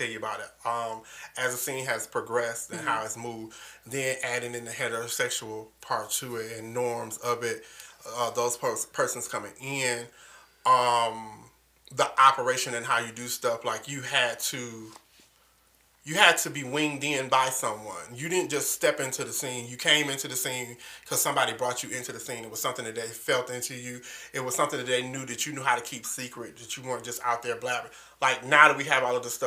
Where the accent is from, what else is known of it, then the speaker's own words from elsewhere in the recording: Detroit, Michigan, United States; Even though I'm from Detroit, I have a southern upbringing